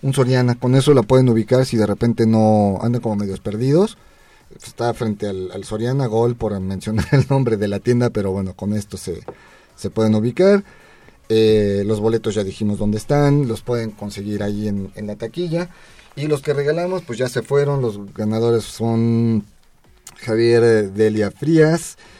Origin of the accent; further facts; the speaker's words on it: Mexico; como mexicanos